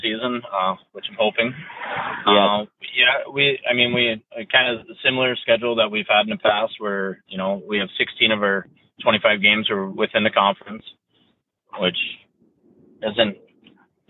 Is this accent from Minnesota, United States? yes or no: yes; New Ulm, Minnesota, United States; I grew up and played in New Ulm and played for the high school team